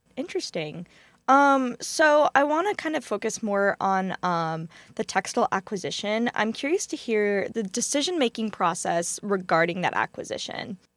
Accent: Texas, United States; my home state of Texas

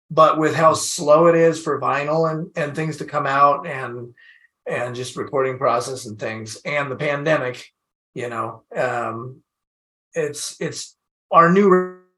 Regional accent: Washington, United States; I don't live there anymore, but it's I still feel like I'm from Washington, you know, it's like a Washington, it's local for me.

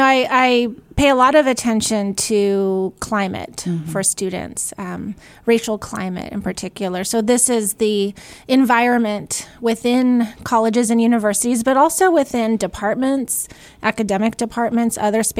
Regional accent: California, United States; And I did transfer to UC Davis. I'm from California. So I did all of my education there.

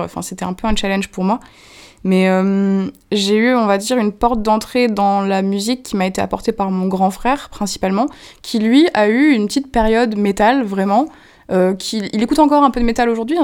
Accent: Moselle, Lorraine, Grand Est, France; now in Paris, France; je viens d'un petit village mosellan, euh, où j'ai grandi

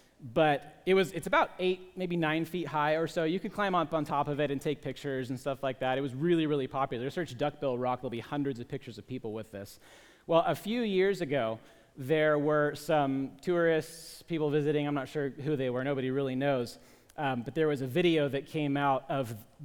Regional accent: Portland, Oregon, United States; I grew up in Portland

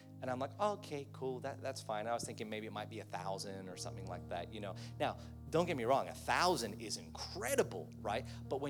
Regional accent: Philippines; I've got a Chinese auntie that I grew up with in the Philippines

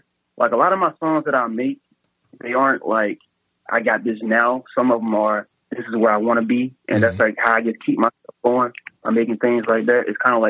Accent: Henderson, North Carolina, United States; moved away; He's a producer back in my hometown. He's probably one of the best producers in Henderson, North Carolina.

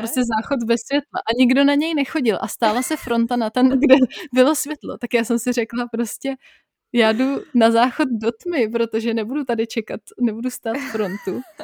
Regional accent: Prague, Czechia; moved away; also born or lived in Bavaria; pro Pražáky je těžký uh, nutit se do spisovné češtiny

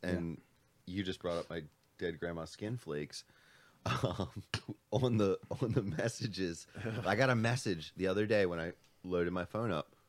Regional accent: United States; since I'm American

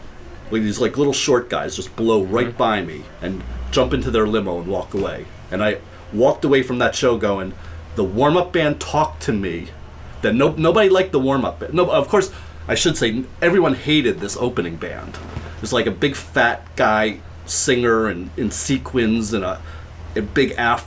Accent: New Jersey, United States; also born or lived in New York; although I was in New York, I grew up in New Jersey

